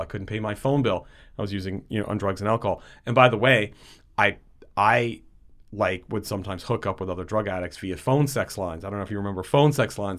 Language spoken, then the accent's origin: English; West Haven, Connecticut, United States; I grew up in a city called West Haven in Connecticut